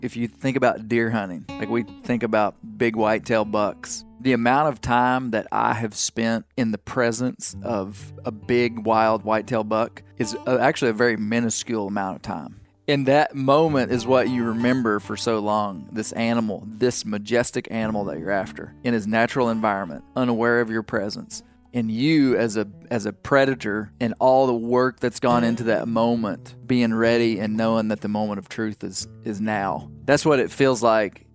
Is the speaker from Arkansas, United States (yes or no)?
yes; Arkansas, United States; my home state